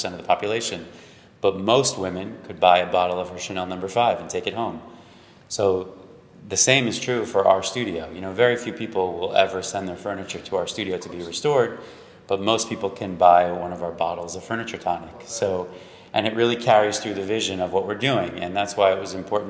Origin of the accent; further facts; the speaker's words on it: New York, United States; I'm from New York